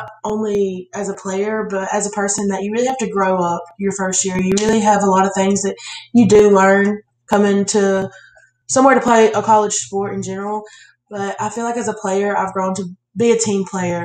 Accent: Bibb County, Alabama, United States; I'm from Bibb County, Alabama

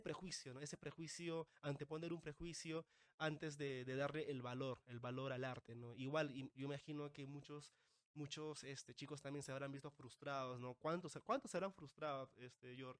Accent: Caraz, Ancash, Peru; now in Lima, Peru; yo soy de Caraz

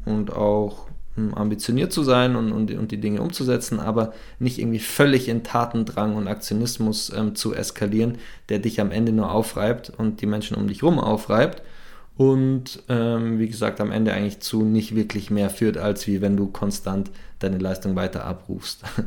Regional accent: Bad Tölz, Bavaria, Germany; moved away as an adult; ich bin im Süden aufgewachsen. Ich habe 15, 18 Jahre in Bad Hölz gewohnt

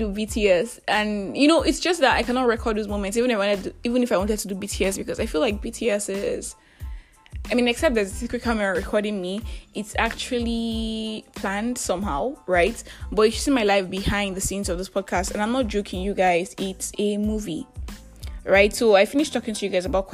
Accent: Nigeria; I am that Nigerian Christian talkaholic

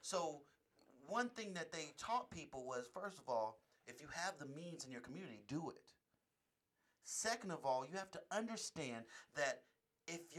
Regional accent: Oakland, California, United States; now in Las Vegas, United States; I come from Oakland, the Oakland Bay Area.

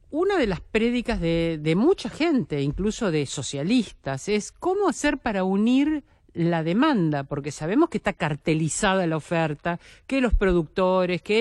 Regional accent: Buenos Aires, Argentina; also born or lived in General Rodríguez; pues yo puedo decir, soy porteña, pero mi raíz está en ese

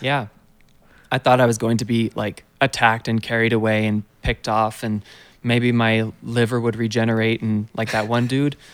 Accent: United States; as an American

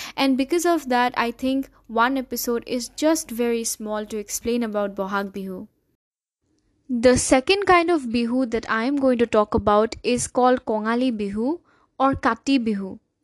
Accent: Assam, India; I'm from Assam

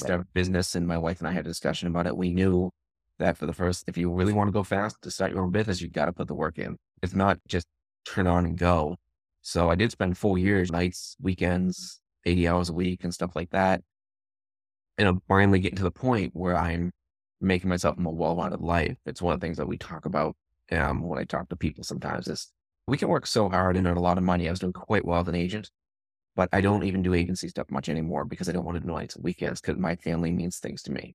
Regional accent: Leominster, Massachusetts, United States; also born or lived in Memphis, Tennessee / Austin / Westminster, Massachusetts; I'm from Massachusetts. I grew up in Leominster. I live in Westminster right now

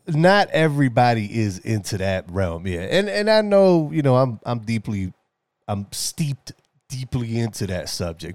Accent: New York City, New York, United States; as a New Yorker, as, you know, as a young man

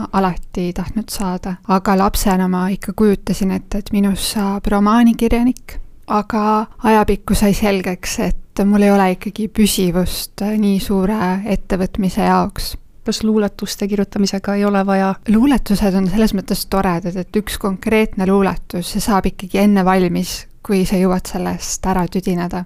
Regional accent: Jõgeva County, Estonia; ma olen maal sündinud ja kasvanud ning elan praegugi Jõgevamaa metsade keskel.

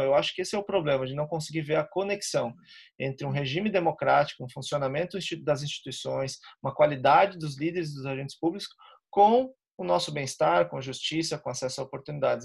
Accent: Florianópolis, Santa Catarina, Brazil; eu sou aqui de Florianópolis, Santa Catarina.

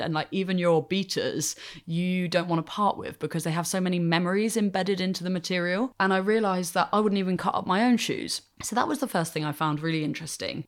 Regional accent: Hampshire, South East England, United Kingdom; I grew up in Hampshire in the south of England

